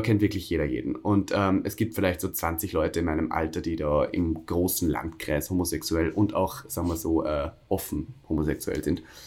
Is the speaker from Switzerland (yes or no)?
no; Austria; accent: Austrian dialect; now in Berlin, Germany; da bin ich zu viel Österreicher